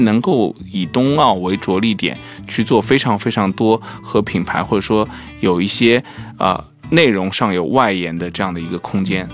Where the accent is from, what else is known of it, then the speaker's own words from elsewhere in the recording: China; 作为中国人